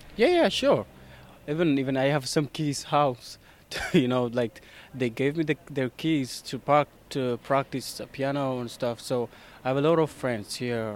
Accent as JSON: {"language": "English", "country": "Ethiopia", "also_born_or_lived": "Dublin", "moved": "as an adult", "lives_now": "Ireland", "said": "I'm from Ethiopia."}